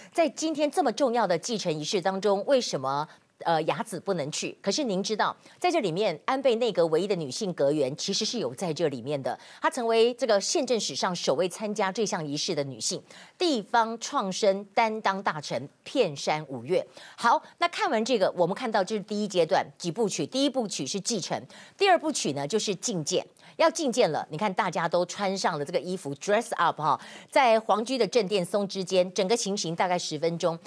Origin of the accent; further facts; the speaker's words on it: Taiwan; 我们台湾人